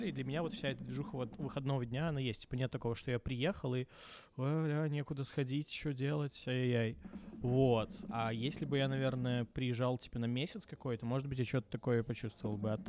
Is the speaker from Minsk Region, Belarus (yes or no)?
no; Baranovichi, Brest Region, Belarus; Именно Барановича.